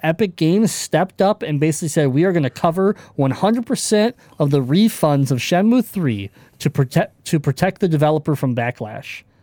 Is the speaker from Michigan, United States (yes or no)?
yes; Michigan, United States; I'm from Michigan. We're from Michigan.